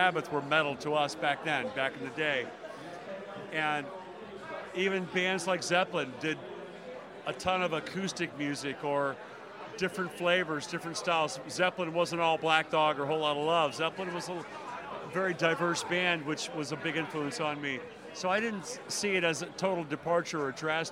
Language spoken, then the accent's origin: English; Nashville, Tennessee, United States; an artist from Nashville and being the first rock singer that broke out of Nashville